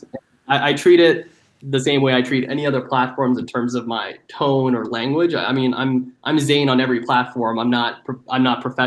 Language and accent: English; Dallas, Texas, United States; moved away; also born or lived in Seattle / New York; my hometown of Dallas